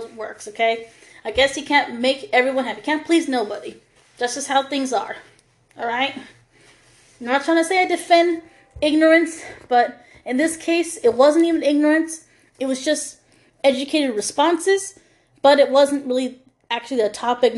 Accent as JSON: {"language": "English", "country": "United States", "tie": "born or raised there", "said": "we were raised differently here in America. Us, women of color"}